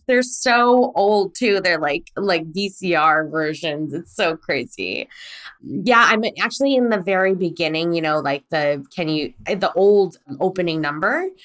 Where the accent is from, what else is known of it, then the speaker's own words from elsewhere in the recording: United States; also born or lived in Korea; I was born in Korea and I was brought to America at three months old